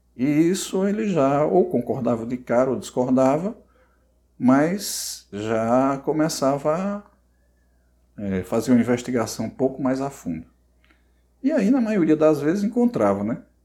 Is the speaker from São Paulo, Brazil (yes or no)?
no; Barro, Ceará, Brazil; moved away as an adult; also born or lived in Cajazeiras, Paraíba; now in Paraíba, Brazil; eu nasci no Ceará, né? E aos 10 anos, eu morava na zona rural, aos 10 anos eu fui para a cidade, né? cidadezinha do interior do Ceará chamada Barro, e lá eu cursei todo o meu ensino fundamental e médio